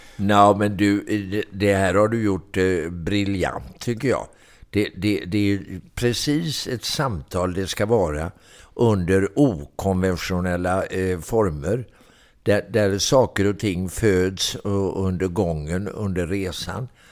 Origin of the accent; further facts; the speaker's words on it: Mölnlycke, Västra Götaland, Sweden; also born or lived in Gothenburg; Jag är en bit utanför uppvuxen och eh, bodde i Mönlycke